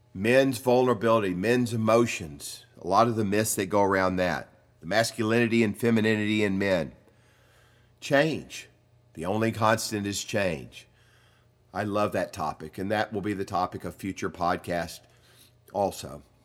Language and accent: English; the South, United States; I grew up in the South, and I grew up with all the myths that go along